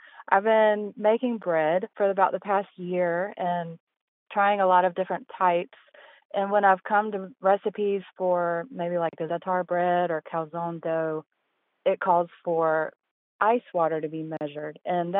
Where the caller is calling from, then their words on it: Hendersonville, North Carolina, United States; I'm calling from Hendersonville, North Carolina.